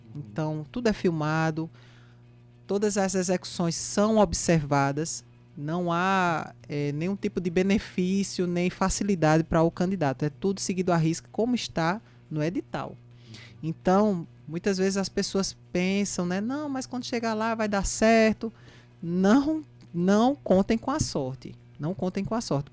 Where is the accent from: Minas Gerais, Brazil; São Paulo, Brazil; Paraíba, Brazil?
Paraíba, Brazil; Campina Grande; Campina Grande, minha terra natal